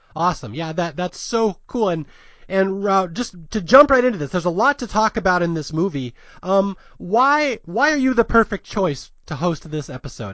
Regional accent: Seattle, Washington, United States; moved away as an adult; also born or lived in San Jose Bay Area; now in Los Angeles, United States; I was raised in Seattle

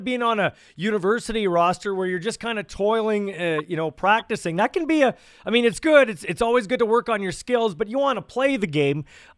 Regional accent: Canada; As a Canadian guy, there's been lots of talk of the XFL, CFL

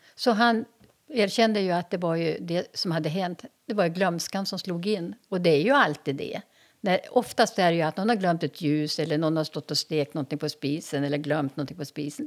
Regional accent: Umeå, Västerbotten County, Sweden; moved away as an adult; now in Härnösand, Sweden; jag växte upp på Teg

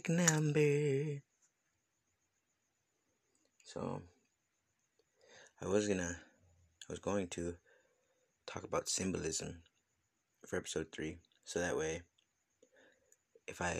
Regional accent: United States; coming up as an American youth

